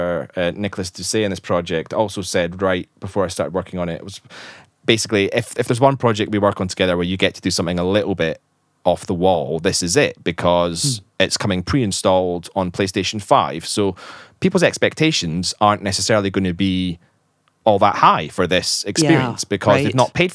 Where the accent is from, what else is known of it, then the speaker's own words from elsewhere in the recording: Scotland, United Kingdom; accent: Scottish; my Scottish accent